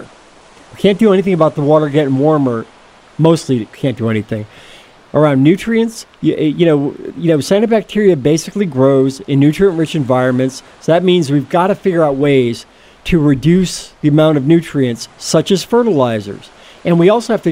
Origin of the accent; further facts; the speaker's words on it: Stockbridge, Massachusetts, United States; my best friend growing up in Stockbridge, a guy named Steve Rose